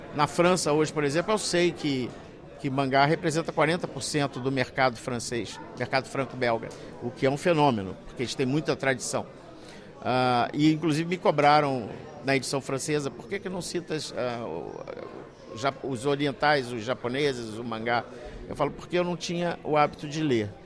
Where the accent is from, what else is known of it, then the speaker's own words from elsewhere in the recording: Brazil; eu sou brasileiro